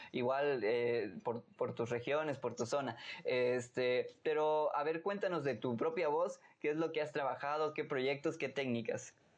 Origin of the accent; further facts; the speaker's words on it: Tuxtla Gutiérrez, Chiapas, Mexico; en Tuxtla, donde yo nací